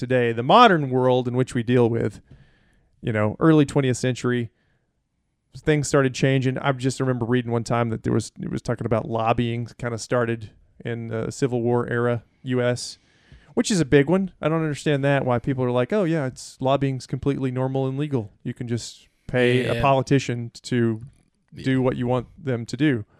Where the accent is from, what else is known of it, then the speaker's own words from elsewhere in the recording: the South, United States; Right, because I'm from the South, right?